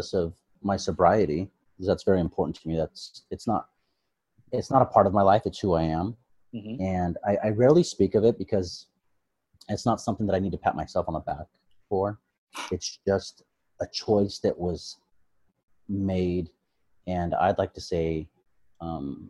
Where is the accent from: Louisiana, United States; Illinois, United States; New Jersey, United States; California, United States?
California, United States; Modesto; also born or lived in Long Beach, California; now in Sacramento, United States; I was born and raised in Modesto, California